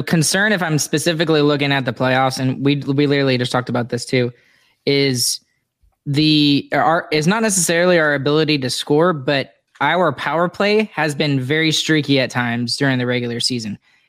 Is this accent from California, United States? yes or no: no; Texas, United States; I'm from Texas